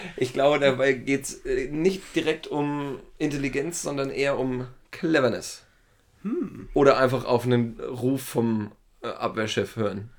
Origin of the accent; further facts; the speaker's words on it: Schmalkalden, Thuringia, Germany; das ist meine Heimatstadt